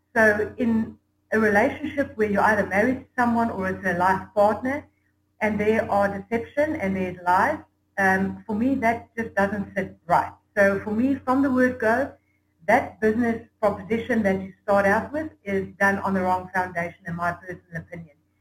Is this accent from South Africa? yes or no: yes; South Africa; I'm from South Africa